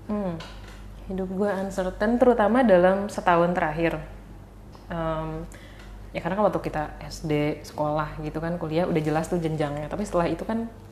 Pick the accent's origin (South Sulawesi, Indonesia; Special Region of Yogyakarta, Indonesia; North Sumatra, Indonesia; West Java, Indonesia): West Java, Indonesia; Bandung; gua orang Bandung